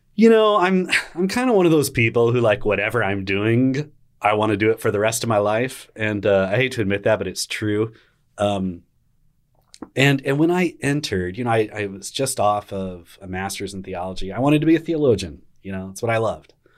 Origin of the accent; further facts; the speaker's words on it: Arlington, Texas, United States; a young kiddo growing up in Arlington, Texas.